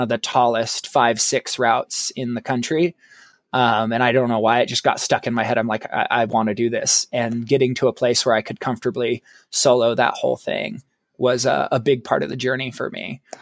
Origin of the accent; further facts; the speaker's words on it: Oregon, United States; I grew up, I was born and raised in Oregon